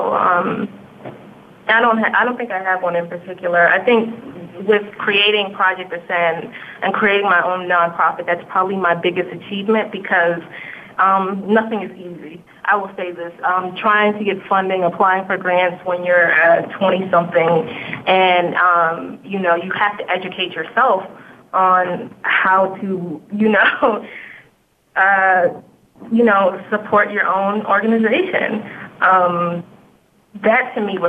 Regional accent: United States; I'm an American and because I was born here

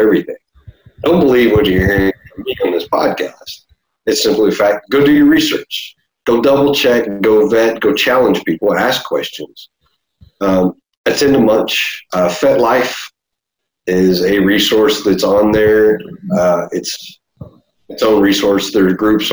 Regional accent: Deep South Texas, United States; born and raised in Deep South Texas

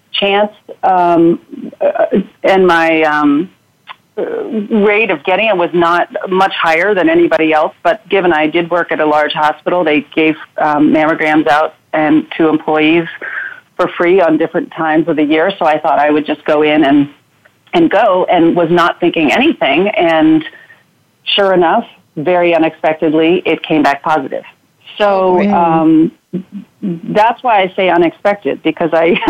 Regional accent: outside of Boston, Massachusetts, United States; moved away as an adult; now in Oregon, United States; I grew up outside of Boston in a small little town

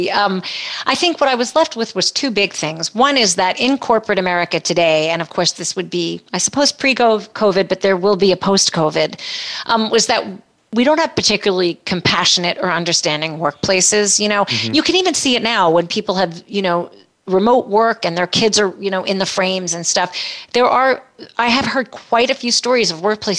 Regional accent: New York City, New York, United States; moved away as an adult; also born or lived in San Diego; now in New York, United States; I'm from New York. I'm originally born in the Bronx

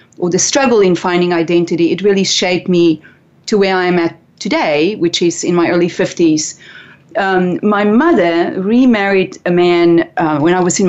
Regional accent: South Africa; growing up in South Africa, boarding schools were not for the rich and wealthy.

